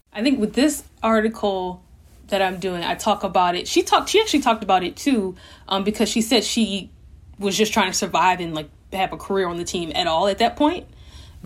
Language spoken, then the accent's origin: English; Louisiana, United States; moved away as an adult; I'm from Louisiana